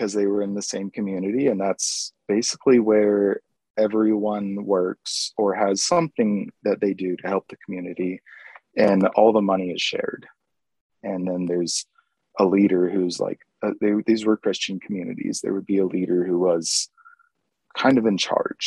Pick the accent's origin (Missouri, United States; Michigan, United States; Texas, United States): Missouri, United States; Springfield; also born or lived in San Jose, California; I grew up in Missouri